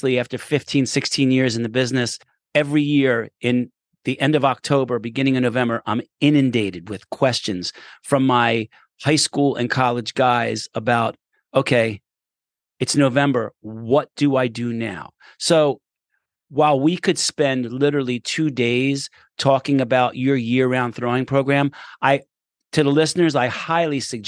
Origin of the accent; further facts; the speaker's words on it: Philadelphia, Pennsylvania, United States; I grew up a mile from the Rocky Steps.